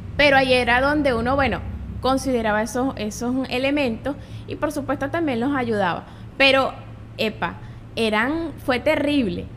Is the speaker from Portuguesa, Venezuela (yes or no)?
yes; Guanare, Portuguesa, Venezuela; yo nací acá en Guanare. Soy guanareña, siempre he vivido acá